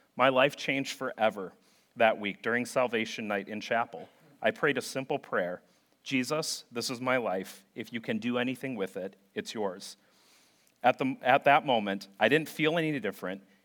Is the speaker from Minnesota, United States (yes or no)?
yes; St. Paul, Minnesota, United States; growing up in St. Paul, Minnesota